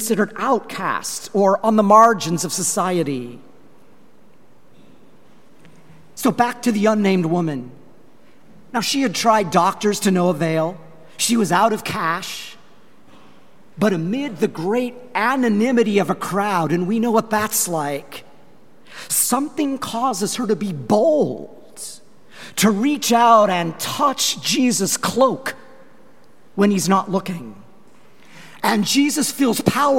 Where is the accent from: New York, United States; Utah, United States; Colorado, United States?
Colorado, United States; Longmont; moved away; my hometown of Longmont, Colorado